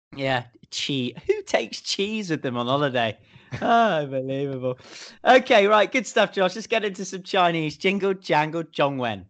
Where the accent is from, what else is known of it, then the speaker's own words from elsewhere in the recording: United Kingdom; moved away as an adult; now in Hong Kong; me being a Brit